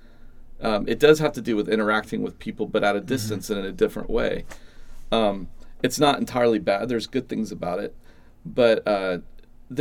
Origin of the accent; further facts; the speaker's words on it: Atlanta, Georgia, United States; I grew up in the Atlanta suburbs